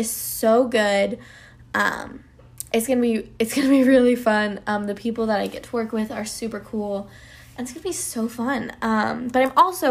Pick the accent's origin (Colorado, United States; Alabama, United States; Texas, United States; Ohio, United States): Colorado, United States; moved away as an adult; now in Atlanta, United States; I am originally from Colorado, but I moved to Atlanta, Georgia for the said acting career.